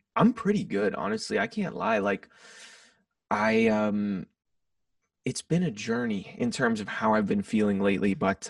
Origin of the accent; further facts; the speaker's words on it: Kansas City, United States; also born or lived in Wichita, Kansas / Kirksville, Missouri / Reston, Virginia; I only lived there till I was five. And then I moved to the Kansas City area when I was about five. So I've lived here most of my life. I went to school in Kirksville, Missouri